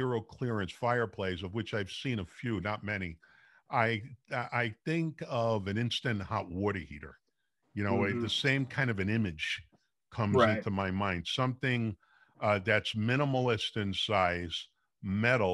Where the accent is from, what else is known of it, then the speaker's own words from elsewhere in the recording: New York City, New York, United States; now in San Jose, United States; I'm from Brooklyn.